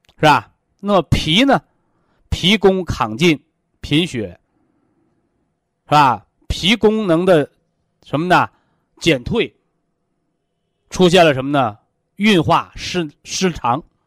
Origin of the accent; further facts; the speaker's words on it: China; 我们是中国人